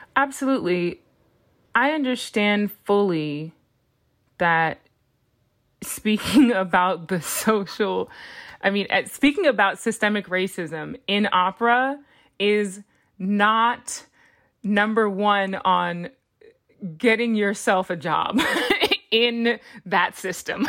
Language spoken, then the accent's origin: English; Los Angeles, California, United States; my hometown of Los Angeles